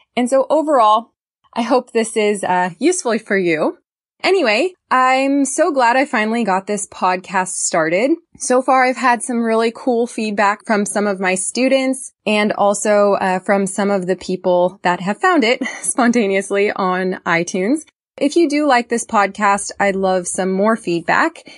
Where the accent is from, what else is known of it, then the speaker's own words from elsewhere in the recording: California, United States; I'm from California originally